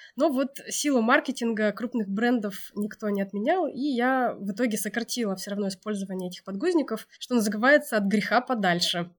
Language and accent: Russian; Altai Krai, Russia; also born or lived in Moscow; восемь лет назад я вернулась из Москвы на Алтай